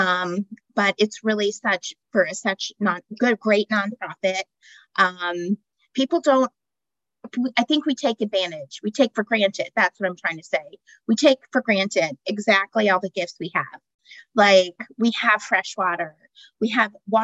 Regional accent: Denver, Colorado, United States; moved away as an adult; now in Cincinnati, United States; I'm originally from Denver

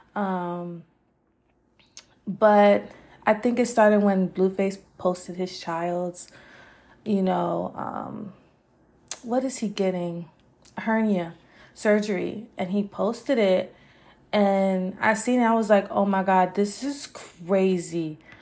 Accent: Las Vegas, Nevada, United States; I'm from Vegas.

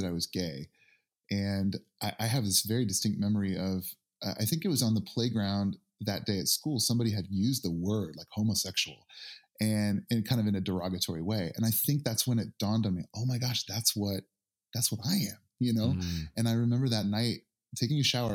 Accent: Northern Indiana, United States; I grew up in Northern Indiana

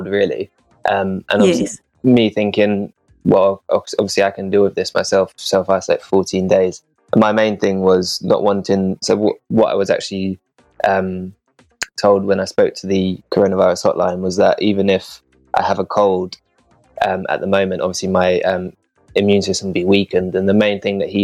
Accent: England, United Kingdom; moved away as an adult; now in Fremantle, Australia; I'm actually here from England on a working holiday visa

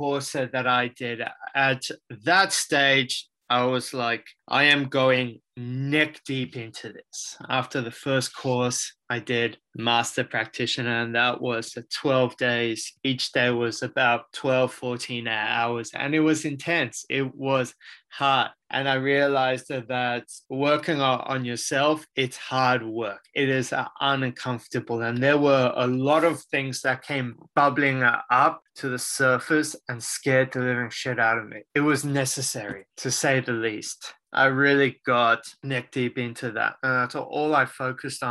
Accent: Sydney, New South Wales, Australia; also born or lived in Israel; I was born in Sydney, Australia. I have been here majority of my life.

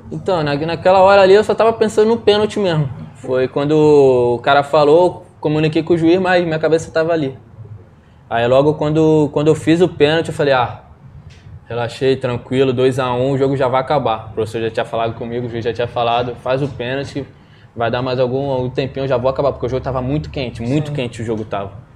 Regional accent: Duque de Caxias, Rio de Janeiro, Brazil; sou lá de Jardim Angá, uma, uma terra pequena lá, mas gente boa. Comecei no, no Caxiense primeiro, quatro anos de idade

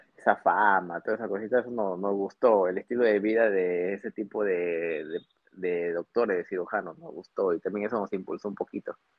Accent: Trujillo, La Libertad, Peru; moved away as an adult; also born or lived in Piura, Peru / Tumbes, Peru / Rio de Janeiro, Brazil; now in Lima, Peru; yo soy del norte, yo nací en Piura. Claro, yo nací en Piura, pero eh, luego, toda mi secundaria y toda mi universidad, mi facultad de medicina la hice en Trujillo

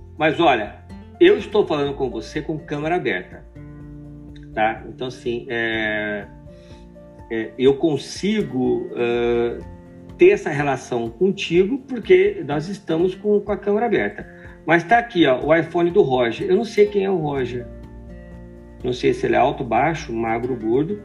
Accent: interior of São Paulo, Brazil; moved away; Dois paulistas do interior

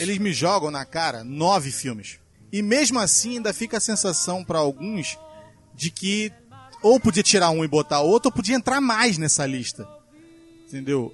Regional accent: Brazil; eu sou brasileiro

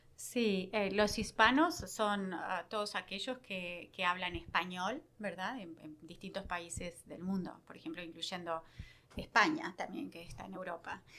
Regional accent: Uruguay; also born or lived in Rio Grande Valley, Texas; now in Victoria, United States; como uruguayos

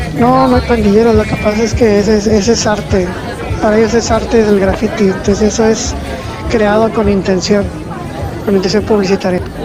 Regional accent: Monterrey, Nuevo León, Mexico; soy regia

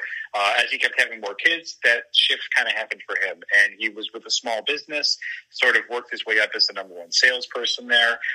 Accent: Elmhurst, Illinois, United States; I grew up in Elmhurst and went to college at Eastern Illinois

